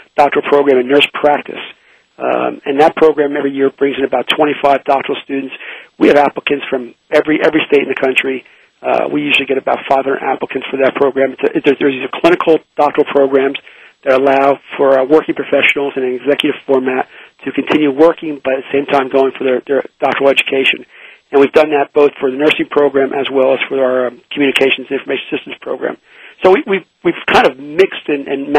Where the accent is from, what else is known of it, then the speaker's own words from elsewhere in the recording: New Jersey, United States; also born or lived in Philadelphia, Pennsylvania; now in Pittsburgh, United States; I my home originally is from New Jersey